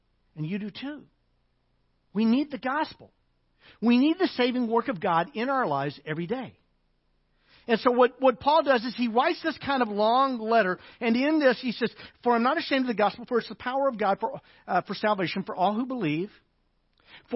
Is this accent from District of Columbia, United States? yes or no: no; Arkansas, United States; I'm from Arkansas.